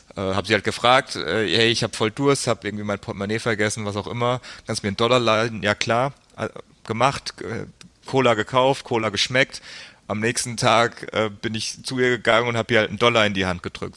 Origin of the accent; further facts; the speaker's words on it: between Frankfurt and Darmstadt, Hesse, Germany; also born or lived in United States; bin dann aufgewachsen, so ziemlich genau die Mitte zwischen Frankfurt und Darmstadt, also das ist so 20, 25 Minuten südlich von, von Frankfurt am Main